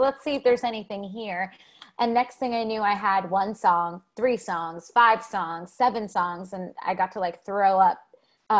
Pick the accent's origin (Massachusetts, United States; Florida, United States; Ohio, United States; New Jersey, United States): New Jersey, United States; born or raised there; now in New York City, United States